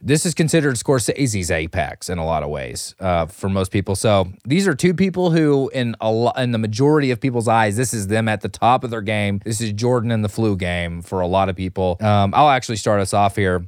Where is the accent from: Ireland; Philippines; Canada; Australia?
Philippines; I'm a Filipino